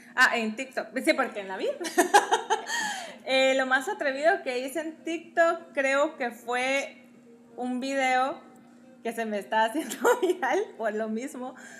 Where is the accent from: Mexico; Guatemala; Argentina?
Guatemala; Guatemala City, Guatemala Department; moved away; soy guatemalteca, tengo 33 años